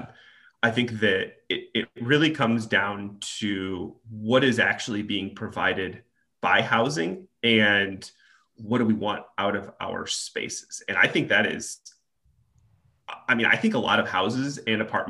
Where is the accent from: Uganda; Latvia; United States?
United States; Nebraska; now in Chicago, United States; I'm originally from Nebraska